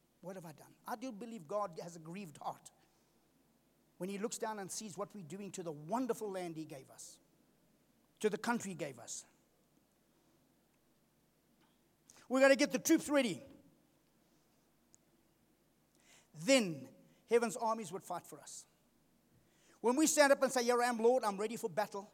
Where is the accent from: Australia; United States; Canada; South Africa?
South Africa; Durban, KwaZulu-Natal; I come from Durban. We used to surf in Durban